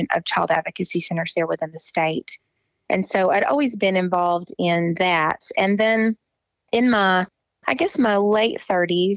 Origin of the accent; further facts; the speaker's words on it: Pencil Bluff, Arkansas, United States; moved away as an adult; also born or lived in Conway, Arkansas / Whidbey Island, Washington / Denver, Colorado / Huntsville, Alabama; now in Springfield, United States; Pencil Bluff was the town I grew up in the Washtenaw National Forest.